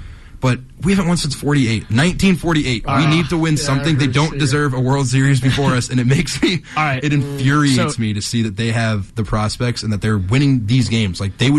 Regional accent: between Cincinnati and Columbus, Ohio, United States; my hometown is in the middle between Cincinnati and Columbus. I am, right in the middle.

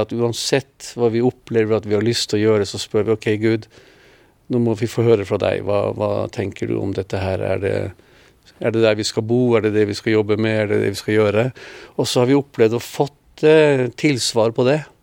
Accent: Norway; moved away as an adult; also born or lived in Israel / Philippines; hjemme i Norge. Alle årene i Oslo

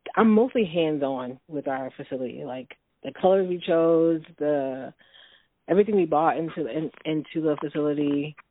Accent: Chicago, Illinois, United States; also born or lived in Holland, Michigan; now in Lansing, United States; I am originally from Chicago

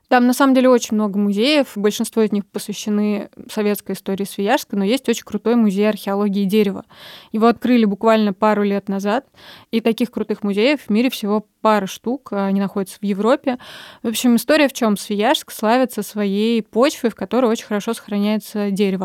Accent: Kazan, Tatarstan, Russia; Я родилась в Казани

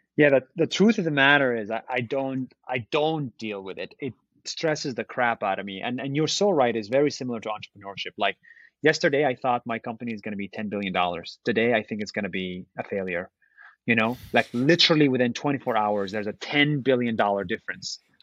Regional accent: Israel; moved away as an adult; now in United States; I was born and raised in Israel. Uh, I'm Palestinian Israeli

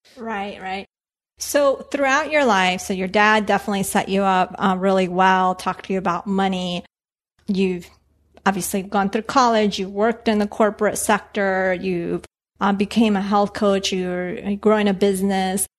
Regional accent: Bogota, Bogotá Capital District, Colombia; now in Washington, D.C. area, United States; I was born in Colombia, in Bogota

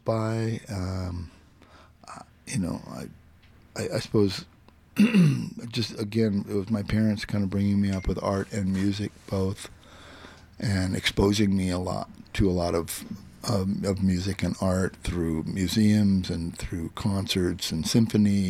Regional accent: Phoenix, Arizona, United States; moved away as an adult; now in San Francisco, United States; I grew up in Phoenix, Arizona

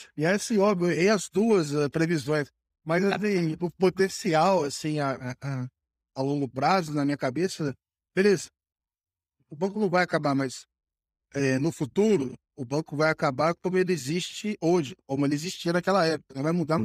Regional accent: Brazil; a gente, como brasileiro

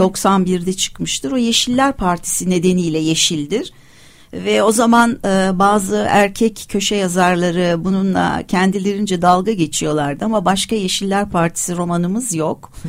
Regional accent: Turkey; first language Turkish; Türkiye'de ve aslında tabii bütün dünyada ama beni burası şimdi burada buralıyım ve ana dilim Türkçe

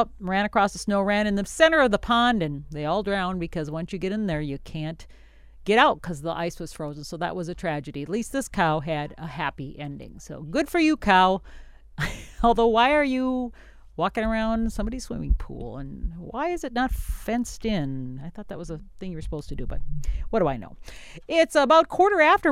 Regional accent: Wisconsin, United States; I'm from Wisconsin

